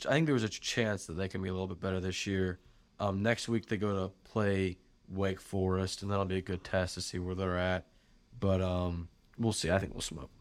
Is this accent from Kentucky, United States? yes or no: yes; Lexington, Kentucky, United States; we are from Lexington